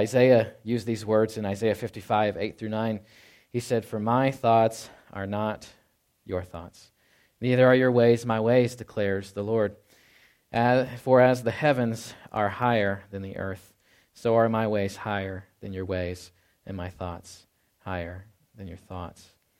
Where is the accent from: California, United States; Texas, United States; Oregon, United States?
Texas, United States; Dallas-Fort Worth; I know I came from Dallas-Fort Worth, and it's just like always going like, you know, all hours of the day.